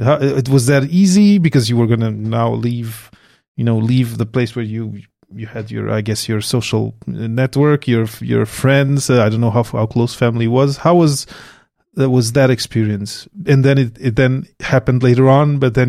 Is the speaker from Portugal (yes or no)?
yes; Portugal; moved away as an adult; now in Montreal, Canada; I came from Portugal to Montreal to do my PhD here.